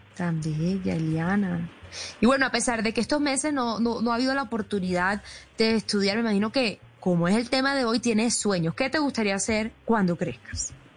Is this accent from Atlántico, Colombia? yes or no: yes; Atlántico, Colombia; moved away; desde mi tierra bella